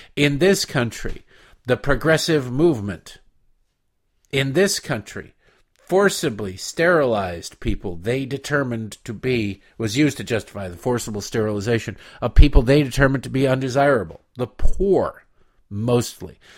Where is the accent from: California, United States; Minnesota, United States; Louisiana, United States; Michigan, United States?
Michigan, United States; Detroit; moved away; also born or lived in Baltimore; I grew up in Detroit and lived thirteen years in Baltimore